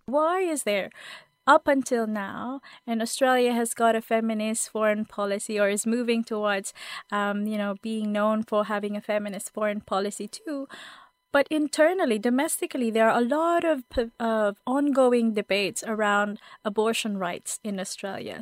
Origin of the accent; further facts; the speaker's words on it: Philippines; Growing up in the Philippines